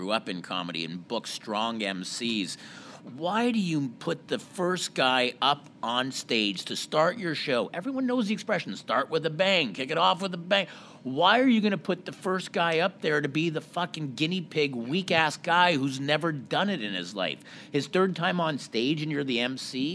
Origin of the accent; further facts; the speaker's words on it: Montreal, Quebec, Canada; growing up in Montreal